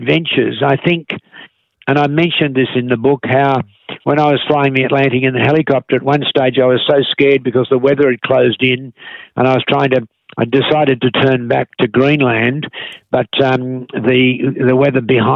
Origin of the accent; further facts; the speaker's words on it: Australia; I was born in Australia in the 1940s